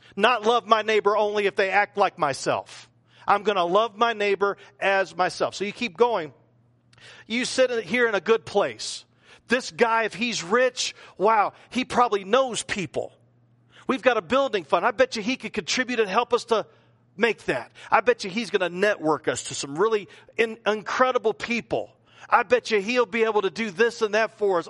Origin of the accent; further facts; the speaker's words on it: the South, United States; accent: Southern; talk like I'm a Southerner